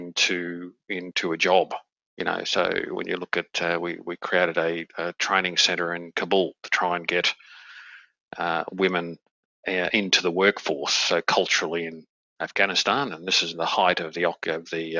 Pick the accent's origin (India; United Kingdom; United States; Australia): Australia; moved away as an adult; having been back in my home country in Australia now for about 5 years